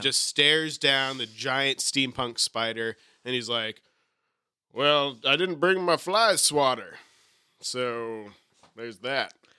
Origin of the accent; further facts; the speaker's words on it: New England, United States; I'm from New England.